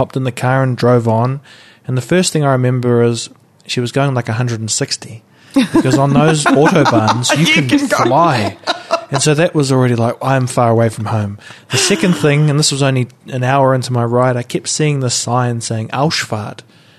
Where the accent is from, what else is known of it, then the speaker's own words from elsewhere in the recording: New Zealand; I mean, we have them, but I don't think about it when I'm away from New Zealand.